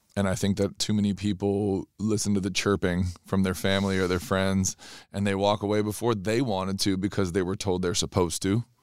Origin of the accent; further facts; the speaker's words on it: Southern California, United States; growing up in Southern California